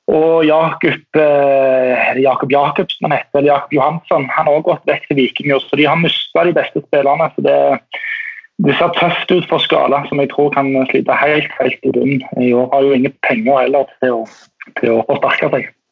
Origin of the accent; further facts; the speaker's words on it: Tórshavn, Faroe Islands; moved away; jeg er jo eh, fra Torsand og eh, oppvokst med B36